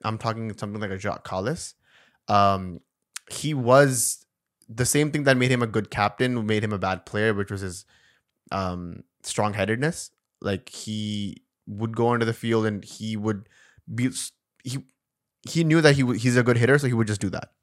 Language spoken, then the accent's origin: English; Karachi, Sindh, Pakistan; born or raised there; moved away